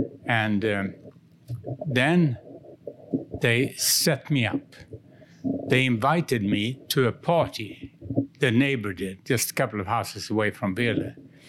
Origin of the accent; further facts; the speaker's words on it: Gothenburg, Västra Götaland, Sweden; English is a second language; I'm from the West Coast.